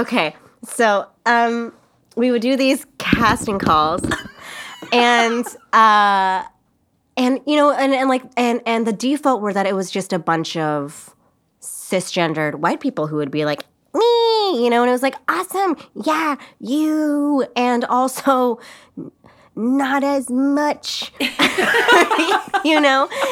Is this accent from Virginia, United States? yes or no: no; Los Angeles, California, United States; moved away as an adult; now in New York, United States; I'm from L